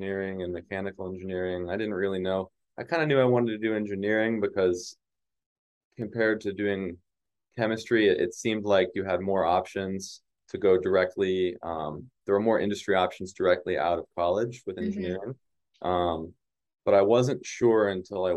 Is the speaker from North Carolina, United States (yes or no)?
yes; North Carolina, United States; moved away as an adult; also born or lived in Alabama; now in Atlanta, United States; I grew up in North Carolina